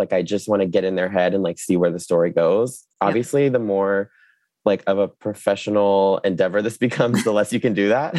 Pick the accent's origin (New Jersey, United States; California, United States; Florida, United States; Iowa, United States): Florida, United States; Jacksonville; also born or lived in New York; I grew up in Florida, you know, grew up at the beach